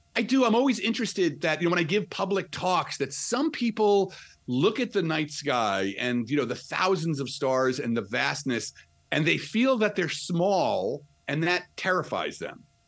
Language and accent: English; New Jersey, United States; accent: New Jersey; So I'm from I'm from Jersey, right outside of the city, New York City